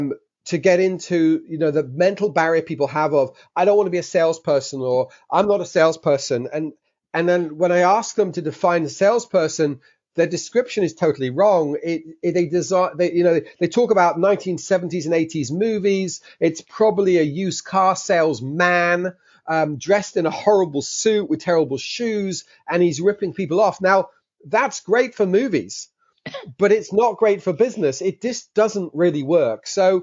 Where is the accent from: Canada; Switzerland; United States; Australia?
Switzerland; Geneva; also born or lived in London, England; So as you can possibly tell from my accent, I was born in London, England. But at 6 years old, we moved to Geneva in Switzerland